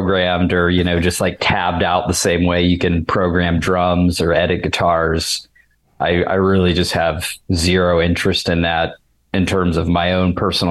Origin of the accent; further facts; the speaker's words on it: Pittsburgh, Pennsylvania, United States; I'm from Pittsburgh